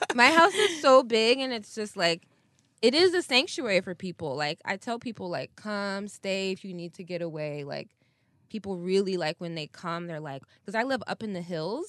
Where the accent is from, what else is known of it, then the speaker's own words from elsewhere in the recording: Ann Arbor, Michigan, United States; moved away as an adult; also born or lived in North Africa / Philadelphia; now in California, United States; I grew up in Michigan